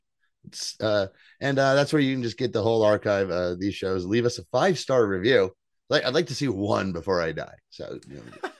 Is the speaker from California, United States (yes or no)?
no; Kentucky, United States; Hey, I'm from Kentucky. I know all about that Kentucky steel.